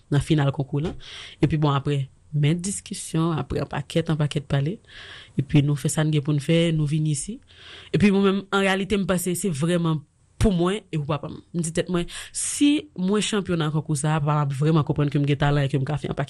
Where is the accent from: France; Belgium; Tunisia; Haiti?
Haiti; parce que je suis haïtien, parce que je suis femme, et parce que je suis vaudouisant